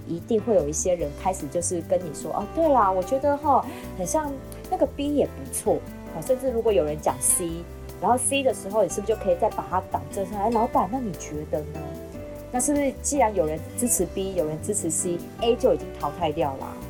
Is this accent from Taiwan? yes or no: yes; Taiwan; 我们台湾人都这样